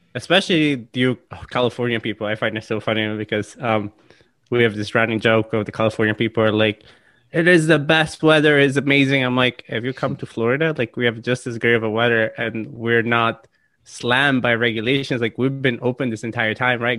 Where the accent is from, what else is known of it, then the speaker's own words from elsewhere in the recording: Italy; now in United States; being born and raised in Italy